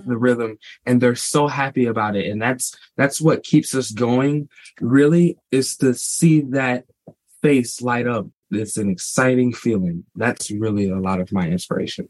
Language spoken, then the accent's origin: English; St. Louis, Missouri, United States; we were born and raised in St. Louis, Missouri, same house all of our lives